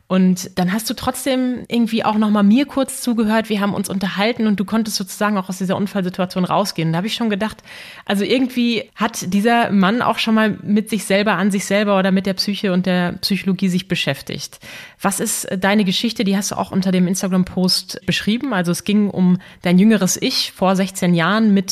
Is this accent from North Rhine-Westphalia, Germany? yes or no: yes; Dortmund, North Rhine-Westphalia, Germany; Ich persönlich, auch wenn ich gebürtige Dortmunderin bin und damit dem Fußball natürlich nicht so ganz fern bin